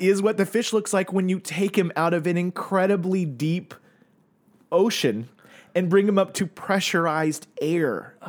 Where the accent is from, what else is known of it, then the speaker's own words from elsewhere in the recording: Tulsa, Oklahoma, United States; moved away; people I grew up with in Tulsa